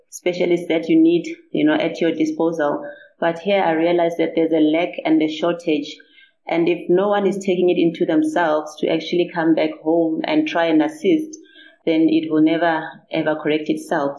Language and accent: English; Limpopo, South Africa; I'm actually from Limpopo. I was born and bred here in Limpopo.